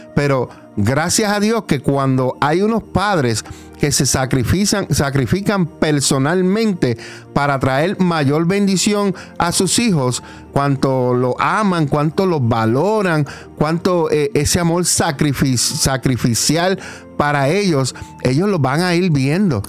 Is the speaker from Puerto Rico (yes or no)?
yes; Puerto Rico; now in Allentown, United States; nosotros somos puertorriqueños